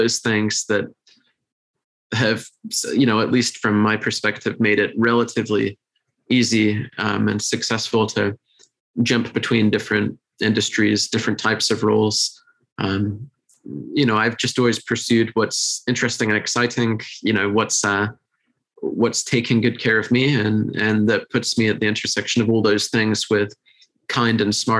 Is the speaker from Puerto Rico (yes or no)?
no; United Kingdom; being British